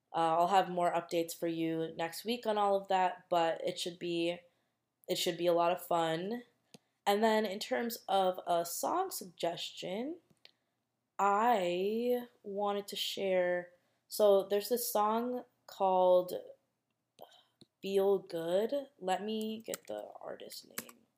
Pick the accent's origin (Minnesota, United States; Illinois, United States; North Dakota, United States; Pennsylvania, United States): Minnesota, United States; I'm from Minnesota and in Minnesota it obviously snows a lot